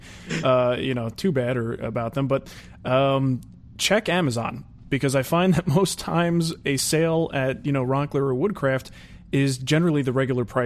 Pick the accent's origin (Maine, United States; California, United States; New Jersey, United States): New Jersey, United States; I'm from New Jersey